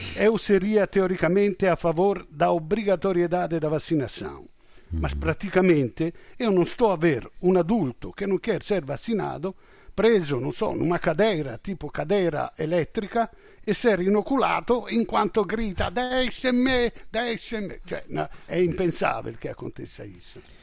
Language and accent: Portuguese; Italy; eu sou europeu, sou italiano, europeu, na NATO